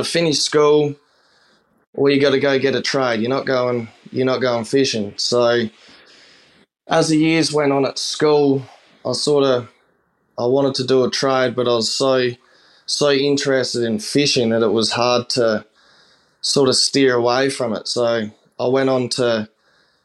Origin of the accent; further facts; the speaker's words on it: Port Lincoln, South Australia, Australia; from Port Lincoln in South Australia.